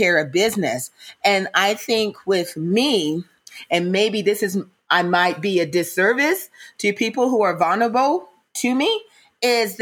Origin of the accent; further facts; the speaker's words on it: Mississippi, United States; I'm from Mississippi, so I've heard a lot of blues